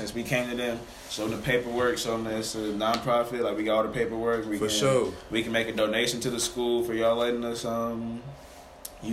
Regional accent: St. Louis, Missouri, United States; growing up in St. Louis, playing in St. Louis

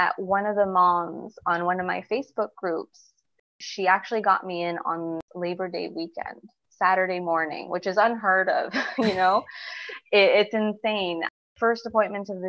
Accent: Montreal, Quebec, Canada; I live in a pretty big city. I'm from Montreal.

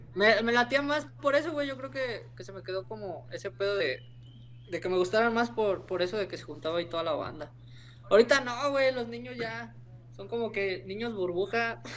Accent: Salamanca, Guanajuato, Mexico; moved away; De donde vengo, la neta, estoy orgulloso de donde vengo, de Salamanca

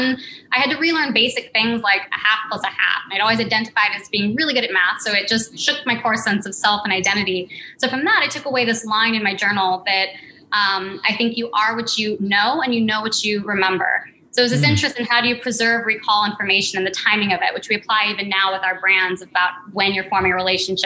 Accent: Santa Cruz, California, United States; moved away; also born or lived in New York; I grew up in California in Santa Cruz in a recording studio in the Redwoods.

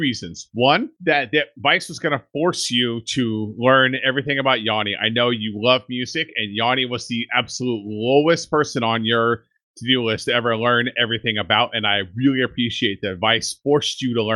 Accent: Central Valley, California, United States; We grew up in Central Valley in California, where all the meth is made

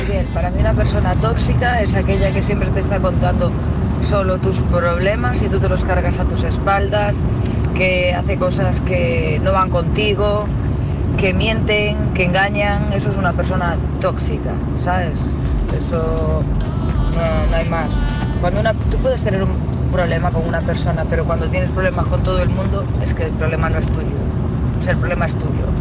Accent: Fornelos, Ribeira do Enxembre, Galicia, Spain; now in Pesqueiras, Spain; aquí donde yo vivo, en Pesqueiras, yo soy de Fornelos de Ribeira do Enxembre

